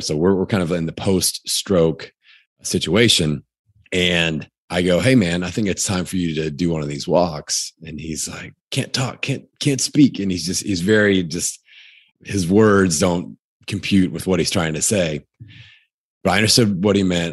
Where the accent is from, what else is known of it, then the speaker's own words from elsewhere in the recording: Indiana, United States; I'm from Indiana